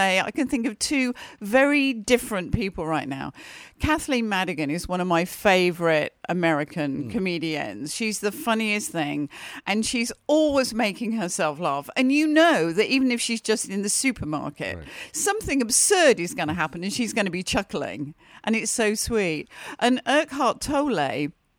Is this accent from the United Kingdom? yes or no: yes; United Kingdom; And in Britain, we do that all the time.